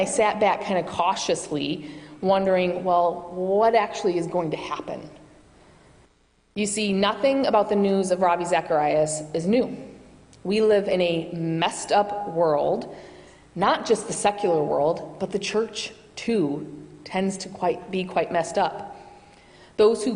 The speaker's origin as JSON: {"language": "English", "region": "Michigan", "country": "United States", "moved": "yes", "said": "I do not have a New England accent. I have many vowels. That's because I'm from Michigan"}